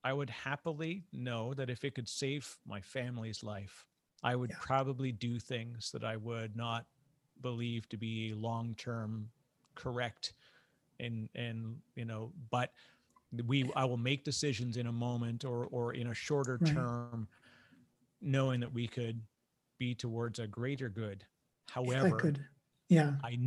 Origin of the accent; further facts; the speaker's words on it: Canada; I'm Canadian